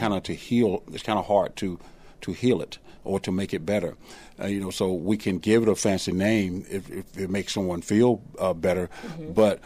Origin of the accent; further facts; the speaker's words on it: the South, United States; I grew up here in the South